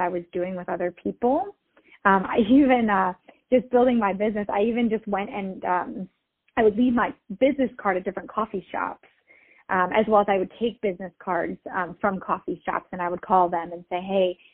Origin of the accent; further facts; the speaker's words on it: Milwaukee, Wisconsin, United States; moved away as an adult; now in Los Angeles, United States; I have lived in Los Angeles for about 10 years, and I'm originally from the Milwaukee area.